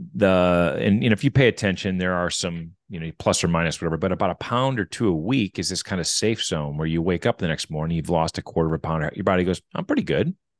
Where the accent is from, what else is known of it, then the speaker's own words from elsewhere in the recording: Wisconsin, United States; I grew up in Wisconsin.